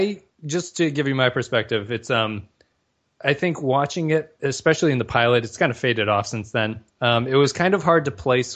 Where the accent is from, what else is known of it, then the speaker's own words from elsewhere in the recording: United States; as an American